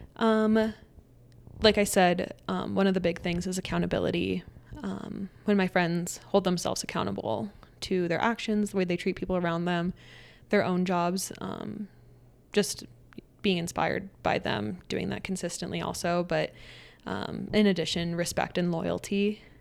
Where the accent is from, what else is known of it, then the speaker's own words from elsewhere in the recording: Aurora, Colorado, United States; also born or lived in Texas; we moved back to Colorado, and I grew up in the Aurora Centennial area outside of Denver.